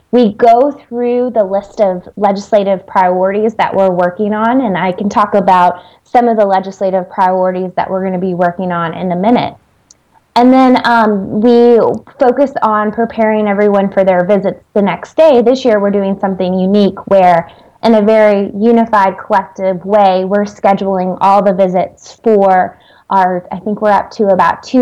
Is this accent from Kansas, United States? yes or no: yes; Kansas, United States; moved away as an adult; also born or lived in Pittsburgh, Pennsylvania; now in Washington, D.C., United States; I'm actually originally from Kansas. I always say I slowly made my way out east.